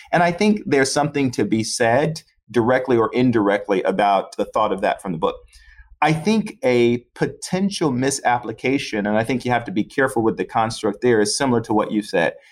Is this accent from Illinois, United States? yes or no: yes; Chicago, Illinois, United States; also born or lived in Florida; Born and raised in Chicago, grew up on the South Side